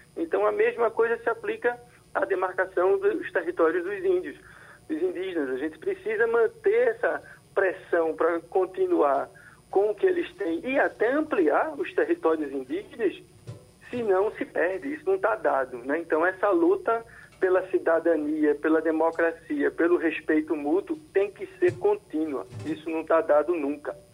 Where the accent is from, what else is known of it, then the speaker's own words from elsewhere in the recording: Brazil; eu continuo sendo brasileiro